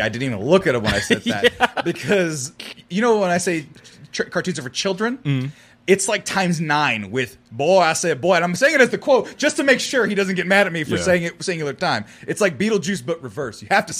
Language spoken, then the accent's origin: English; California, United States; I'm from California.